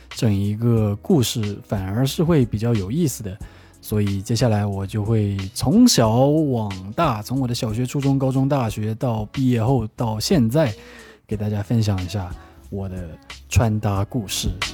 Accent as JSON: {"language": "Chinese", "town": "Wenzhou", "region": "Zhejiang", "country": "China", "said": "我们温州那边流行的还是属于比较韩系紧身小皮鞋的那种风格"}